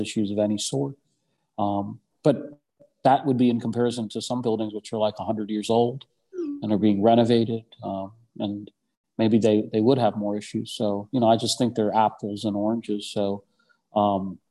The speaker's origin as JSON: {"language": "English", "town": "St. Louis", "region": "Missouri", "country": "United States", "tie": "born or raised there", "moved": "yes", "said": "I grew up in St. Louis. I don't live here anymore, but I grew up in St. Louis"}